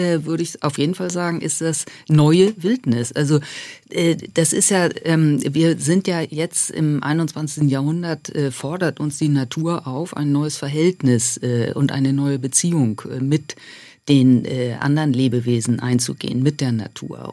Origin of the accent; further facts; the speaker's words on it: Buxtehude, Lower Saxony, Germany; moved away; also born or lived in Alps; Genau, ich komme aus Buxtehude. Das äh, erregt immer ein bisschen Heiterkeit in Süddeutschland. Das ist okay. Das äh, äh ist eine Kleinstadt äh, in der Nähe von Hamburg und ähm, wo ich auch ganz tolle Flüsse in meiner Kindheit äh, hatte